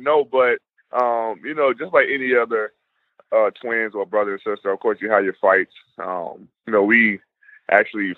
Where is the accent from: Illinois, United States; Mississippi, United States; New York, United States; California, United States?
Illinois, United States; Chicago; I grew up in a tough area, outside Chicago, Inglewood to be exact